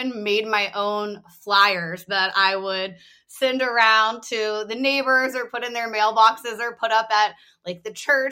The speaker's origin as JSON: {"language": "English", "town": "Nashville", "region": "Tennessee", "country": "United States", "tie": "born or raised there", "moved": "yes", "said": "I grew up in Nashville"}